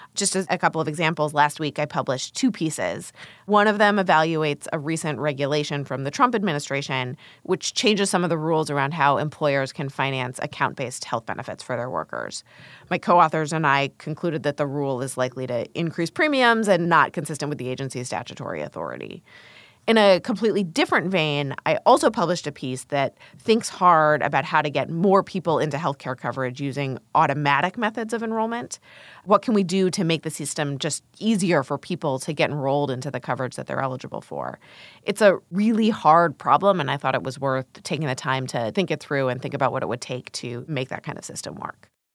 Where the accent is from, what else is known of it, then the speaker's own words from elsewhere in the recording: Columbus, Ohio, United States; moved away; I grew up in Columbus, Ohio, as the child of two molecular biologists.